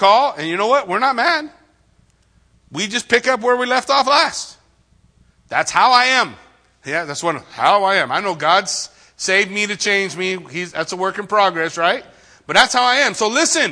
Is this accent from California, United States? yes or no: yes; Yucaipa, California, United States; I grew up in Yucaipa